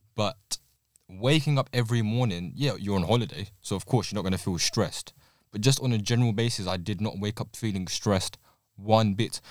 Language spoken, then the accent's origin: English; London, United Kingdom; my experience growing up in London